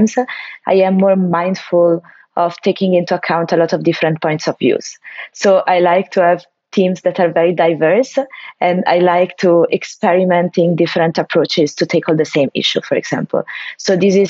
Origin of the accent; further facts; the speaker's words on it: Perugia, Umbria, Italy; moved away as an adult; also born or lived in Milan; I'm from Italy, from a city, a town of the central part of Italy, Perugia, and I grew up there.